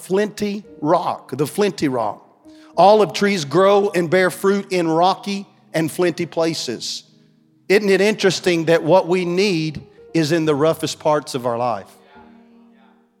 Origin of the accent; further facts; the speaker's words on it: Beaver Dam, Kentucky, United States; I'm from Beaver Dam, Kentucky